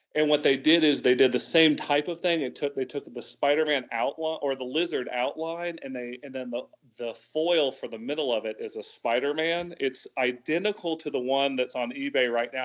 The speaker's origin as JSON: {"language": "English", "town": "Tallahassee", "region": "Florida", "country": "United States", "also_born_or_lived": "Atlanta, Georgia", "moved": "as an adult", "lives_now": "Lebanon", "said": "originally from Tallahassee, Florida, so North Florida"}